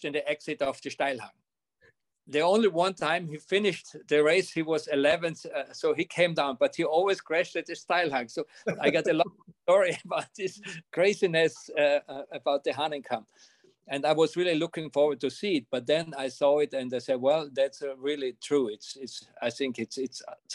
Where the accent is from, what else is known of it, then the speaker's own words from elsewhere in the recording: Carinthia, Austria; I'm in Carinthia, at my hometown where I'm born